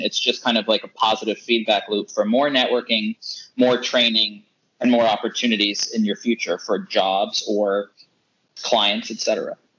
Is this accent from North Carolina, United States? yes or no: yes; North Carolina, United States; I was born and raised in North Carolina